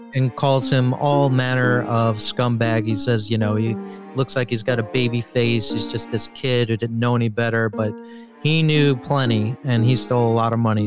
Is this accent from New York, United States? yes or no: yes; New York, United States; I'm from New York